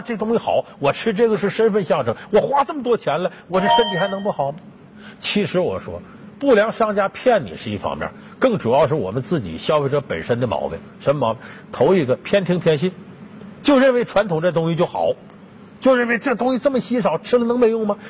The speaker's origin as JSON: {"language": "Chinese", "region": "Northeast China", "country": "China", "tie": "born or raised there", "moved": "yes", "said": "像我们老家东北"}